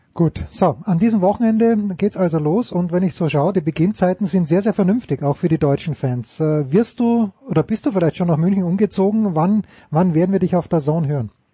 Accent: Austria; als Österreicher

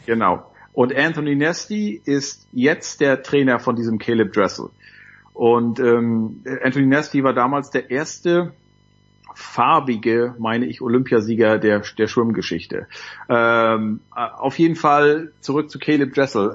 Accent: Nordwestmecklenburg, Mecklenburg-Vorpommern, Germany; bei uns in Nordwestmecklenburg

